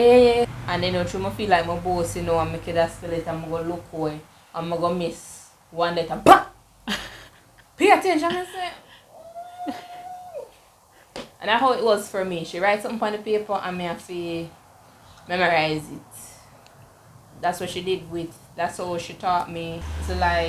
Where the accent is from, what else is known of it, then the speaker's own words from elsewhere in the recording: Jamaica; seeing my life overseas and not in my home country